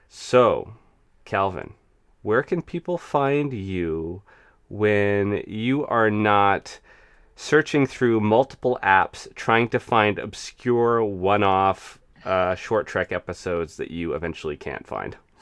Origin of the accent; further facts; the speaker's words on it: United States; growing up in the United States